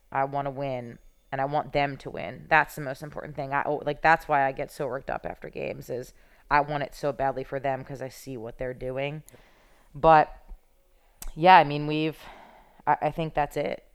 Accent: Philadelphia, Pennsylvania, United States; I'm from Philadelphia

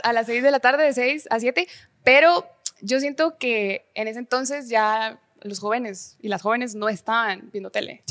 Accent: Guatemala City, Guatemala Department, Guatemala; also born or lived in Jutiapa; nací, crecí en la ciudad, o sea, sí soy capitalina.

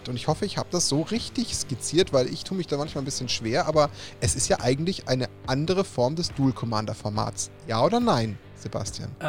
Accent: Bavaria, Germany; wenn man jetzt als Bayer sagt, aus weiter Ferne ist fast schon unverschämt, aber ganz ums Eck ist er nicht.

